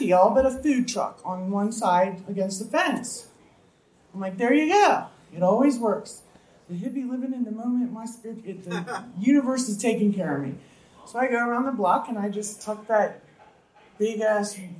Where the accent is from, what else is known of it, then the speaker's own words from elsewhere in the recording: East Coast, United States; moved away as an adult; also born or lived in Indiana; now in Moss Beach, United States; I'm from the East Coast